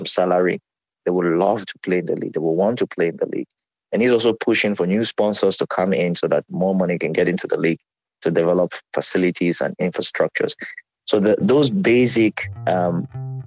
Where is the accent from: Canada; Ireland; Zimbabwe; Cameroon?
Cameroon; moved away; growing up in Cameroon, we had school football where you could play at the school level.